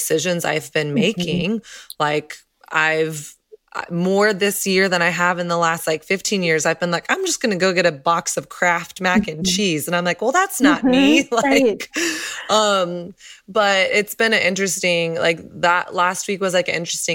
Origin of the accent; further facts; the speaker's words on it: the South, United States; I grew up in the South where it's like everything was focused on image